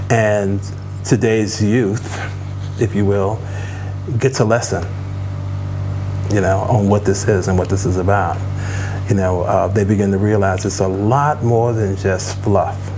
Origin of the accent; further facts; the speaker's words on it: Chicago, Illinois, United States; that's pretty much what, what it was like growing up in Chicago and playing at the warehouse.